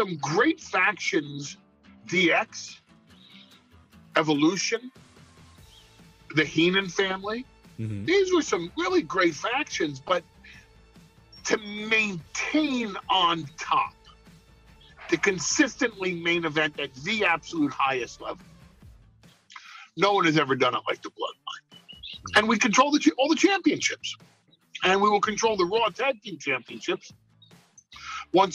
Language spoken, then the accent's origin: English; New York, United States; I'm from New York